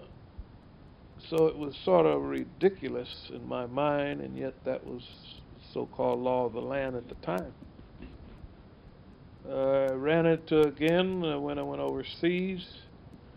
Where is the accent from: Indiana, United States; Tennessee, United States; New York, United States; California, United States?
California, United States; Los Angeles; also born or lived in Santa Barbara; I was born and raised in Los Angeles, California